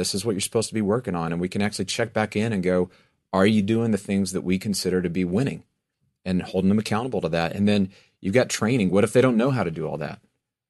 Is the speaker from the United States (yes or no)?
yes; Texas, United States; I'm from West Texas. I grew up in the middle of cotton fields everywhere, right?